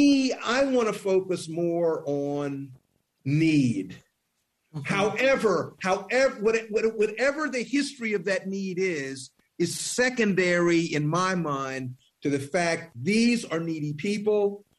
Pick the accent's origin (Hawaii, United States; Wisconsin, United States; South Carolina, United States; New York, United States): South Carolina, United States; Columbia; I'm from Columbia, South Carolina